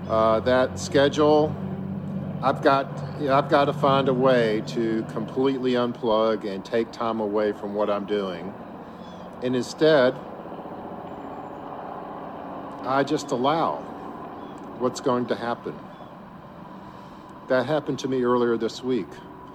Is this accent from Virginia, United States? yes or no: yes; Virginia Beach, Virginia, United States; Today, I'm coming to you from my hometown of Virginia Beach.